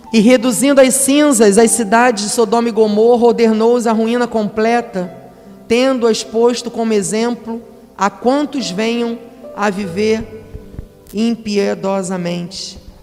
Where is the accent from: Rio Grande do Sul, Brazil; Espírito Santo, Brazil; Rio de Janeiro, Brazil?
Rio de Janeiro, Brazil; moved away as an adult; now in Cabo Frio, Brazil; Nós somos do Rio de Janeiro